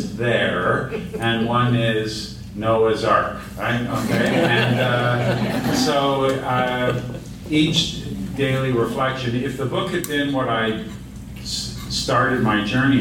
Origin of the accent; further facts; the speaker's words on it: Montreal, Quebec, Canada; now in Toronto, Canada; I felt like a stranger in my hometown. And it wasn't a galaxy far, far away. It was Montreal